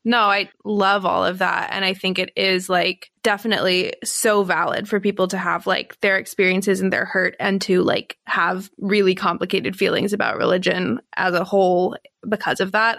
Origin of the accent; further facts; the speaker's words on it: Texas, United States; being a Texan